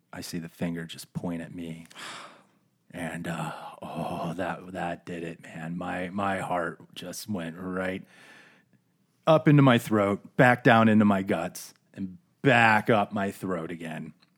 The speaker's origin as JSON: {"language": "English", "town": "Phoenix", "region": "Arizona", "country": "United States", "tie": "born or raised there", "also_born_or_lived": "East Coast", "said": "everybody from the Phoenix area sort of transplants so we came in from the East Coast. Her family came in from the Midwest. And all throughout grade school, we kind of went to the same schools"}